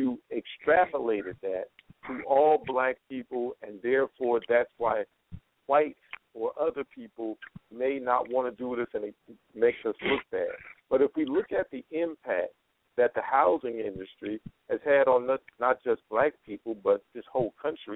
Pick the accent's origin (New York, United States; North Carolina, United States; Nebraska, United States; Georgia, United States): North Carolina, United States; I was growing up in North Carolina